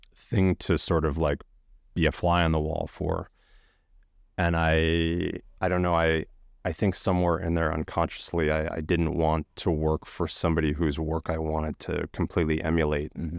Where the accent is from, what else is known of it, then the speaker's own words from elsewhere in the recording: Chicago, Illinois, United States; I grew up outside of Chicago in the suburbs